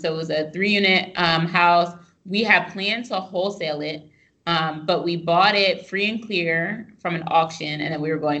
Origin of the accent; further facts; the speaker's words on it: Pennsylvania, United States; I'm from the sticks in Pennsylvania